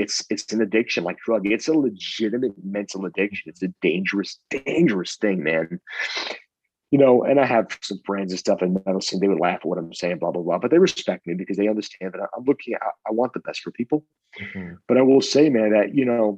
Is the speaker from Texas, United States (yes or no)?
no; Long Island, New York, United States; I'm from Long Island.